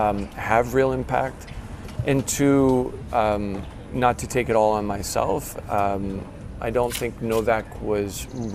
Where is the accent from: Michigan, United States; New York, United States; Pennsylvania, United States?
Michigan, United States; East Lansing; Yeah. So I grew up in East Lansing, Michigan.